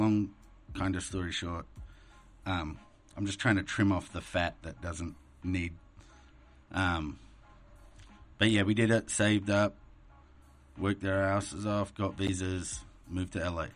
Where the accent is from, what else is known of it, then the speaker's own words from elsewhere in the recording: Australia; moved away as an adult; an Australian kid covered in tattoos, you know, that came from a really big prison